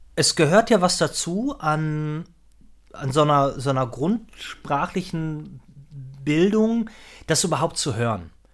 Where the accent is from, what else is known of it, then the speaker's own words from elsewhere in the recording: North Rhine-Westphalia, Germany; ich komme ja jetzt auch aus der Ecke